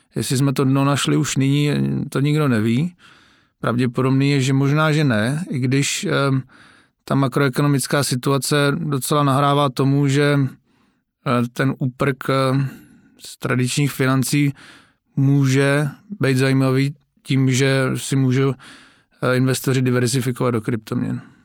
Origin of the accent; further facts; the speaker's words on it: Moravian Wallachia, Zlín Region, Czechia; já jsem teda z Valašska